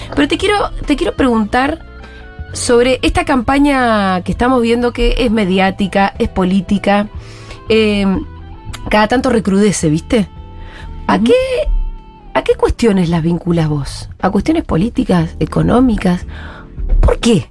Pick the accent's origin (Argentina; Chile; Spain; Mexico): Argentina; Bariloche, Río Negro; yo soy de Bariloche y, y qué sé yo, conozco un poco mis pagos.